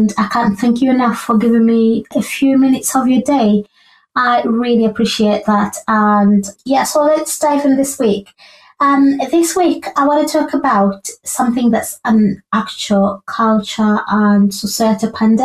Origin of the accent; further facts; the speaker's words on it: Uganda; moved away as an adult; I was raised in Uganda for pretty much most of my young life and young adult life.